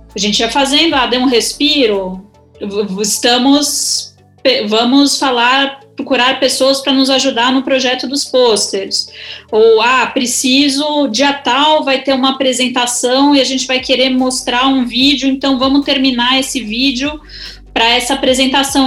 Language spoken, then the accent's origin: Portuguese; Brazil; aqui no Brasil